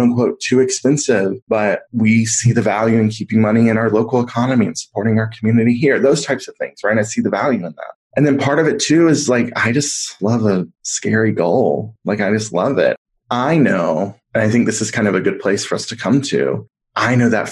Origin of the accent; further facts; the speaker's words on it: the South, United States; a queer kid growing up in the South